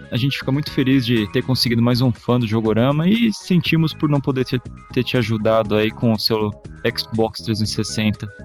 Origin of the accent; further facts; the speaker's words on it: Rio de Janeiro, Brazil; Sou do Rio de Janeiro, estudante de contabilidade, tenho 21 anos.